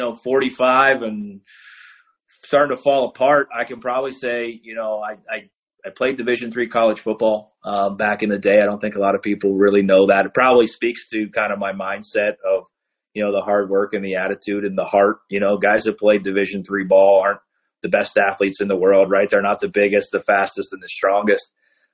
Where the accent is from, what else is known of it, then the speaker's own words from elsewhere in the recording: Pittsburgh, Pennsylvania, United States; now in Cleveland, United States; growing up in Pittsburgh, you know, I live in Cleveland now